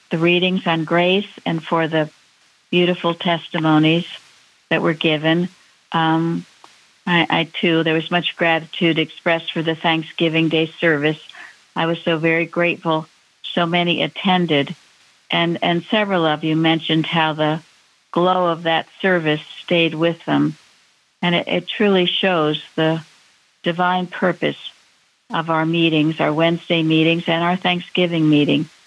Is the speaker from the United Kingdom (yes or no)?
yes; Northern Ireland, United Kingdom; gratitude helped to end the conflict in Northern Ireland and to bring peace and harmony to my hometown.